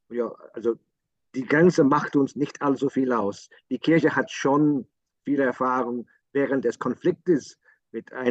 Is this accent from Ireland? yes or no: yes; Ireland; German is a second language; ein Bischof ist etwas anderes ähm, ähm, in Deutschland als bei uns in Irland. Die Bischöfe sind ziemlich erreichbar bei uns.